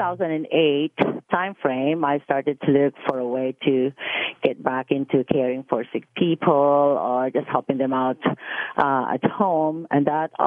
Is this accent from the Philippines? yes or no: yes; Philippines; moved away as an adult; also born or lived in Dubai / Frankfurt, Germany; now in Mississauga, Canada; I come from the Philippines